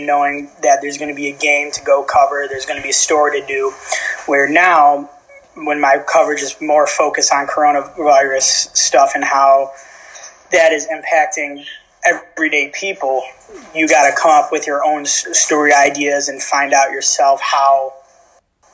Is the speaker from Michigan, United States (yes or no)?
yes; West Bloomfield, Michigan, United States; moved away as an adult; now in Stockton, United States; I come from West Bloomfield, Michigan, just like you guys. Went to West Bloomfield High School, graduated in 2016